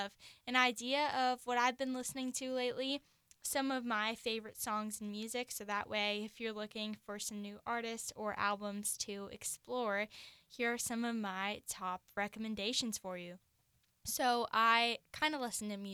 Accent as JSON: {"language": "English", "region": "Virginia", "country": "United States", "tie": "born or raised there", "moved": "yes", "lives_now": "Seattle, United States", "said": "I grew up in Virginia"}